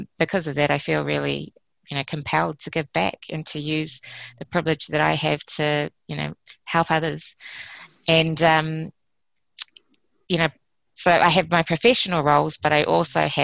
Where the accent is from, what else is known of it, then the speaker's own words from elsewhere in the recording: New Zealand; I'm a Samoan Fijian New Zealander